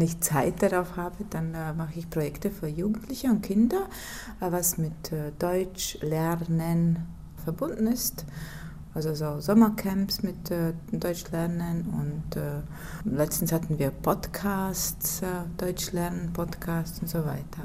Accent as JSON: {"language": "German", "town": "Ventspils", "region": "Kurzeme", "country": "Latvia", "said": "Ich komme aus Lettland, aus Svenspils"}